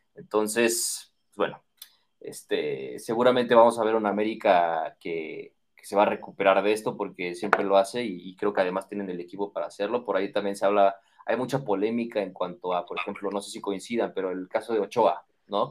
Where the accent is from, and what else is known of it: Mexico